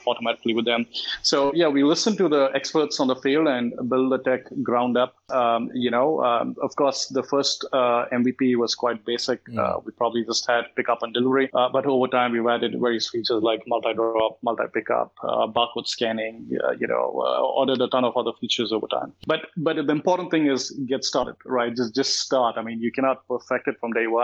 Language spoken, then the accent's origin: English; India; now in Malaysia; I come from India and I'm from a middle-class family.